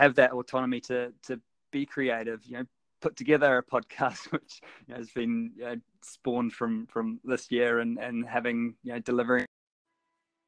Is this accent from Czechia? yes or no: no; New Zealand; moved away as an adult; growing up in New Zealand